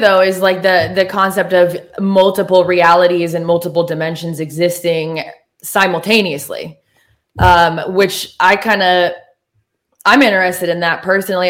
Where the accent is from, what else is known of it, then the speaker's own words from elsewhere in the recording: Oregon, United States; moved away as an adult; also born or lived in Los Angeles, California; now in Nashville, United States; I'm from Oregon